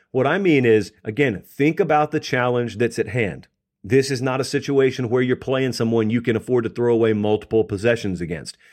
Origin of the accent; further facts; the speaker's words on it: the South, United States; I grew up in the South